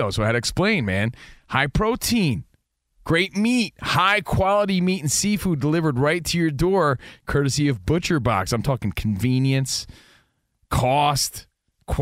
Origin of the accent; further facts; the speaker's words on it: United States; moved away; We're from the East Coast. We're from New York, New Jersey.